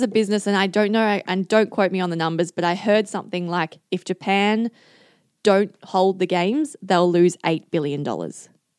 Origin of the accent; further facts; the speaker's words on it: Adelaide, South Australia, Australia; I'm such a family person. I'm from Adelaide. I love my family and I love seeing my family often.